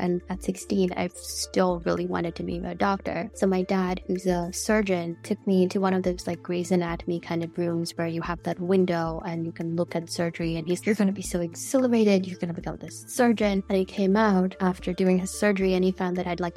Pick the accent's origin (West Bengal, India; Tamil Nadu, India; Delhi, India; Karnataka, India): Delhi, India; New Delhi; I grew up in New Delhi, India